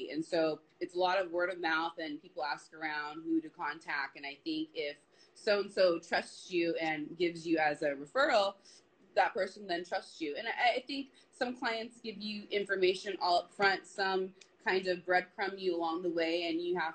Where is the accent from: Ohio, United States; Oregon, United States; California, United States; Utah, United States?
California, United States; Torrance; also born or lived in Los Angeles; I lived in Torrance, and I went to high school in Torrance.